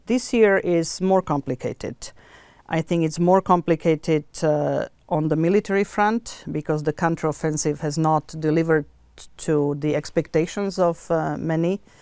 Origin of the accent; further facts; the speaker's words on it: Bratislava, Bratislava Region, Slovakia; moved away; I was born in Bratislava